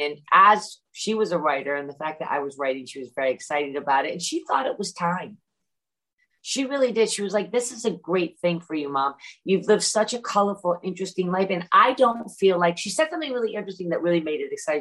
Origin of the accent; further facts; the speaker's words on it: Great Barrington, Massachusetts, United States; moved away; also born or lived in London; when I lived in London or when I grew up in Great Barrington